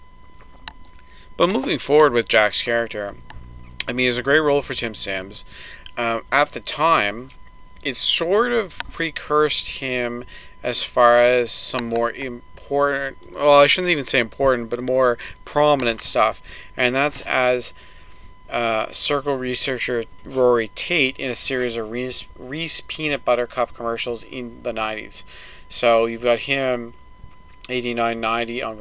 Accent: Canada; As a Canadian

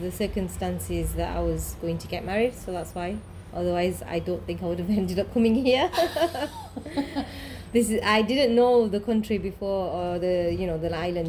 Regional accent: England, United Kingdom; first language English; moved away as an adult; now in Réunion; I'm from England, mm-hmm. and so that's my language

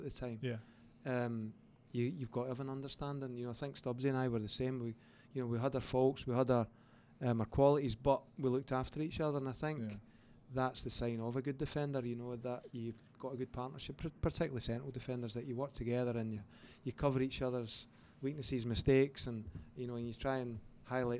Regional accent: Scotland, United Kingdom; moved away as an adult; also born or lived in Indiana, United States; I'm from Scotland

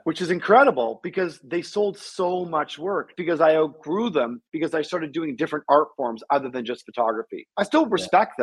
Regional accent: Toronto, Ontario, Canada; moved away; also born or lived in New York; I was raised in Toronto.

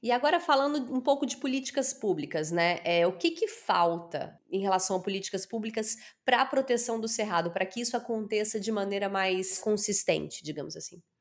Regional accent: Araguari, Minas Gerais, Brazil; sou de Araguari

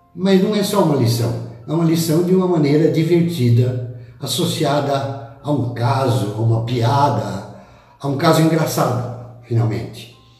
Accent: Botucatu, São Paulo, Brazil; lá da minha terra de Botucatu

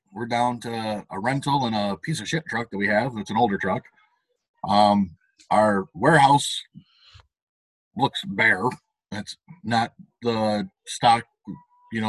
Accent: United States; as an American

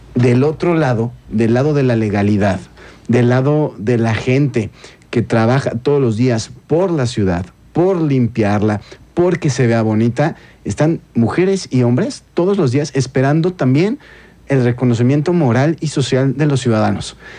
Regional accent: San Francisco, Querétaro, Mexico; yo crecí en San Francisco, los primeros años de mi vida, era muy normal ir con mi abuelita al mandado al Tianguis de la Cruz.

